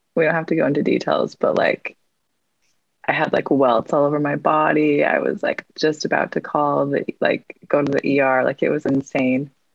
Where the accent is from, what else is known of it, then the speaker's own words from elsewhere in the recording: Salt Lake City, Utah, United States; I grew up in Salt Lake and I currently live in Salt Lake as well.